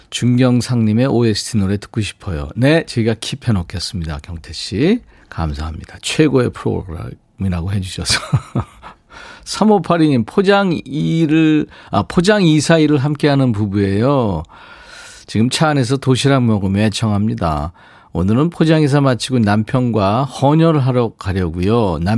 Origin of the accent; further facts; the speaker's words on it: Yeongju, North Gyeongsang, South Korea; 5261님도 저도 고향이 영주예요.